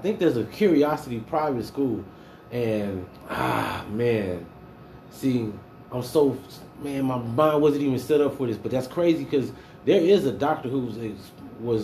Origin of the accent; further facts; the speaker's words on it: Houston, Texas, United States; I was born in Houston, H-Town